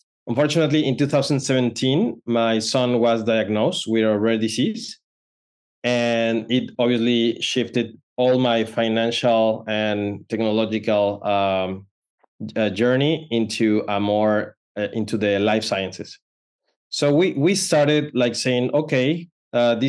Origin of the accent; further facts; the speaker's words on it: Mexico; moved away as an adult; now in Palo Alto, United States; I'm originally from Mexico, but right now I'm in Palo Alto, California. So decided to come in 2015